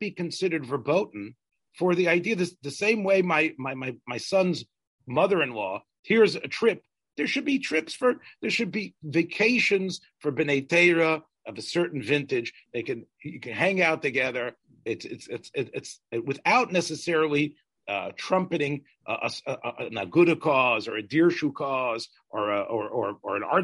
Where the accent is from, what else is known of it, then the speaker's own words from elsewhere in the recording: the South, United States; I'm from the South